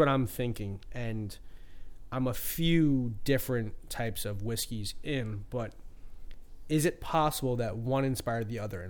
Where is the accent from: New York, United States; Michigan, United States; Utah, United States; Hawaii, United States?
New York, United States; New York City; I grew up in the Bronx